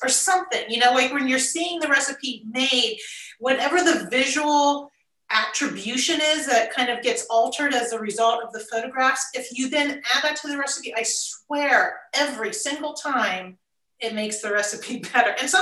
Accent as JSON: {"language": "English", "town": "Columbus", "region": "Ohio", "country": "United States", "tie": "born or raised there", "also_born_or_lived": "Tucson", "moved": "yes", "said": "when I was growing up in Columbus, Ohio in the 80s"}